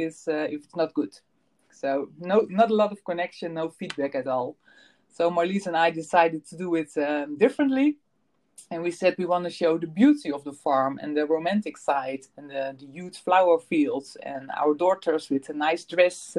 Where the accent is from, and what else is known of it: Netherlands; born or raised there